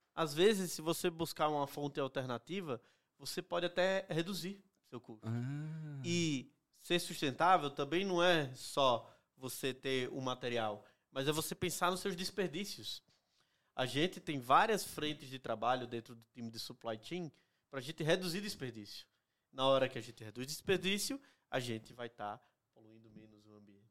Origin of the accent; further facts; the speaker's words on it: Northeast Region, Brazil; moved away as an adult; Eu vim do Nordeste para trabalhar uhum. na Print